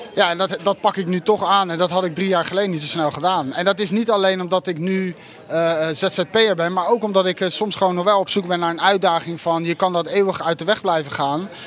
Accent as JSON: {"language": "Dutch", "country": "Netherlands", "said": "je hebt als Nederlander nog nooit zoiets meegemaakt."}